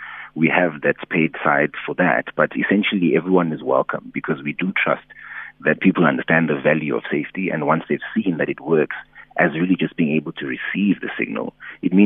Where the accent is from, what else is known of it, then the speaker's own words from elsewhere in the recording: South Africa; I'm from Elokshini